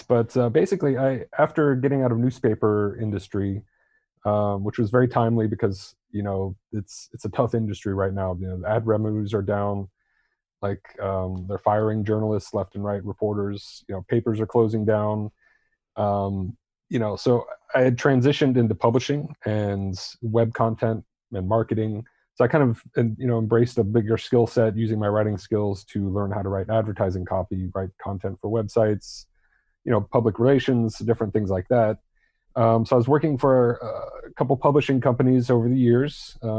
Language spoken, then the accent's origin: English; Torrejón de Ardoz, Community of Madrid, Spain; born there; also born or lived in Germany / Utah / Florida; I was born in Torrejon Air Force Base, which is now closed, in just outside of Madrid, Spain. My father was in the Air Force. My mom is from Spain.